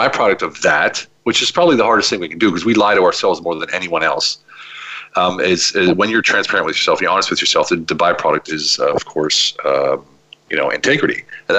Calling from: Budapest, Hungary; I'm calling from Budapest, Hungary, which is my choice location to live.

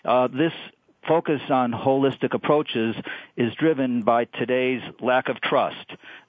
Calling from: Chicago, Illinois, United States; I'm calling from Chicago.

